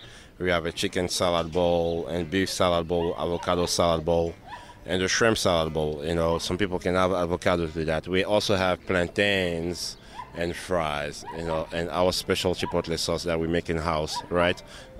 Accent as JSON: {"language": "English", "country": "Côte d’Ivoire", "lives_now": "United States", "said": "I'm from the Ivory Coast, a small country in West Africa, right? So French influenced."}